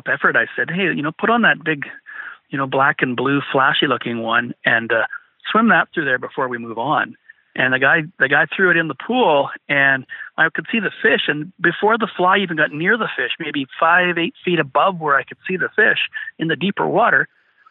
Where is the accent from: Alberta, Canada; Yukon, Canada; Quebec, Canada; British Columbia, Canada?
British Columbia, Canada; we're from British Columbia.